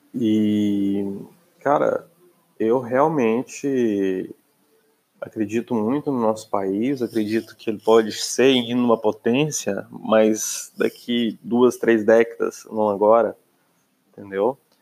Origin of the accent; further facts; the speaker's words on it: Brazil; moved away; Eu, sendo brasileiro